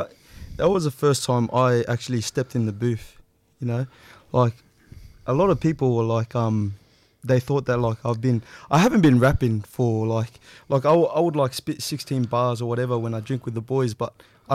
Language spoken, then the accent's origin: English; Sydney, New South Wales, Australia; I grew up in Granville. And everyone kind of just knew each other as we were growing up.